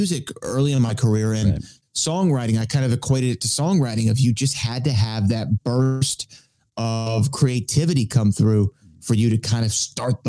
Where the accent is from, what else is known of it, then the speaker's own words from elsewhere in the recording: Texas, United States; I'm in Texas and we grew up on Westerns